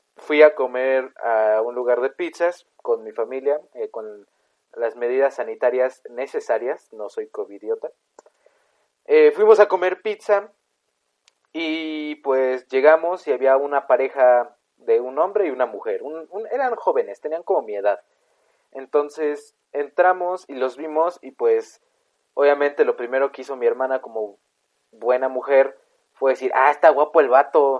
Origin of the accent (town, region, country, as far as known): Mexico